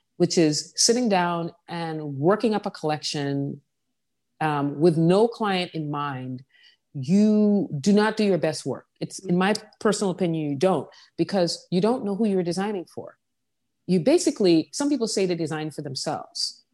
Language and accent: English; Saint John, U.S. Virgin Islands; also born or lived in New York; now in New Orleans, United States; I grew up on the island of Saint John that I'm from